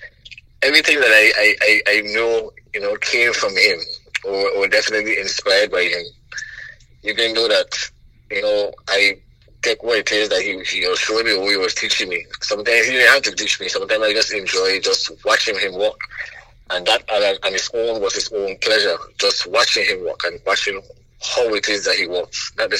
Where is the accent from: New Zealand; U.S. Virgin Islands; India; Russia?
U.S. Virgin Islands; St. Croix; St. Croix wasn't bad for me. We didn't have much, but my father had actually left when I was pretty young.